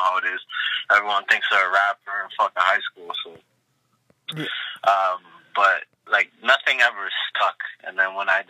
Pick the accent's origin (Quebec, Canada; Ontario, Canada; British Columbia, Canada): Ontario, Canada; Malton; I'm from Malton, which is a little city outside of Toronto